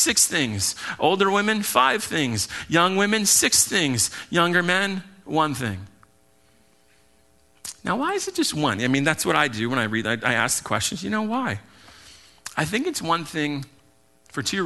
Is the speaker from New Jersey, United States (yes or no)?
no; Hawaii, United States; I'm Hawaiian